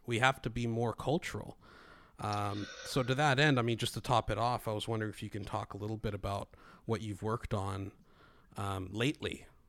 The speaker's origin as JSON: {"language": "English", "country": "Greece", "tie": "born or raised there", "moved": "yes", "said": "although I grew up in Greece, when I came here"}